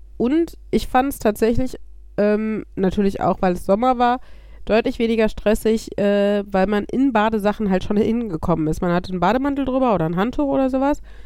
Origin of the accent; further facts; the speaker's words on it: Germany